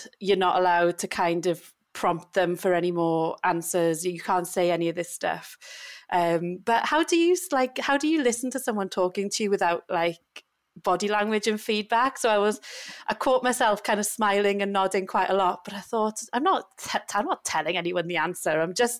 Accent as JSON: {"language": "English", "country": "United Kingdom", "said": "We're so British, aren't we? Bloody complaining about the heat."}